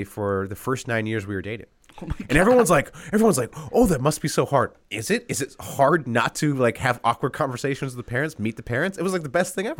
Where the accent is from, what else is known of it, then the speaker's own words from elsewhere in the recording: California, United States; I'm from California. I love In-N-Out.